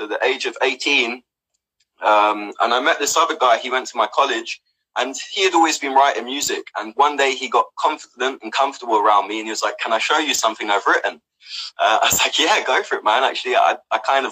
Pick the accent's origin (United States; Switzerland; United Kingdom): United Kingdom; London; moved away as an adult; now in Australia; I'm from London originally, from London, Brixton. I come out to Australia when I was 24 years old